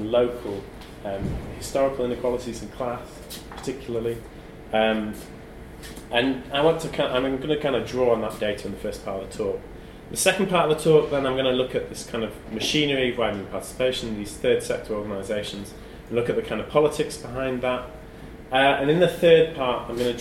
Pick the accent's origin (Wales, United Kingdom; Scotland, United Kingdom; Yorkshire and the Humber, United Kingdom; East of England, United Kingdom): Yorkshire and the Humber, United Kingdom; Sheffield; now in London, United Kingdom; I'm from Sheffield, and now live in London